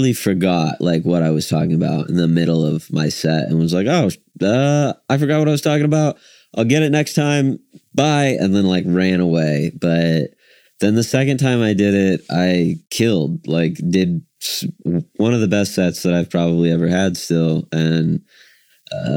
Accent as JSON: {"language": "English", "town": "Woodward", "region": "Oklahoma", "country": "United States", "tie": "born or raised there", "also_born_or_lived": "Oregon", "lives_now": "Oklahoma City, United States", "said": "I grew up in Woodward, Oklahoma"}